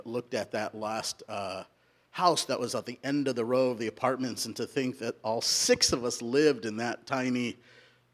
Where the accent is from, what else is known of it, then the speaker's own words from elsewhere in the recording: Southern California, United States; also born or lived in India; now in Roseburg, United States; I was born in India and I grew up in Southern California